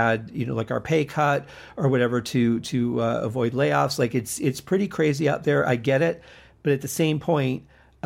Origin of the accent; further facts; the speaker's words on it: Michigan, United States; moved away; when I was growing up in Michigan